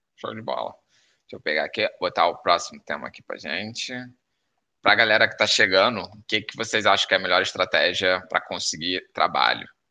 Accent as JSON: {"language": "Portuguese", "country": "Brazil", "moved": "yes", "lives_now": "Porto, Portugal", "said": "mesmo sendo brasileiro"}